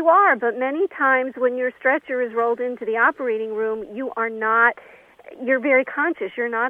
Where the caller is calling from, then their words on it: Connecticut, United States; calling from Connecticut.